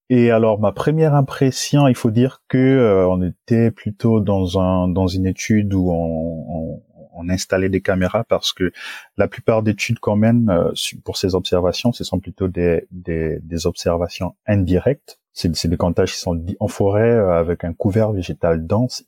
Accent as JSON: {"language": "French", "country": "Gabon", "tie": "born or raised there", "moved": "as an adult", "lives_now": "France", "said": "je suis originaire du Gabon et dans mon Gabon natal"}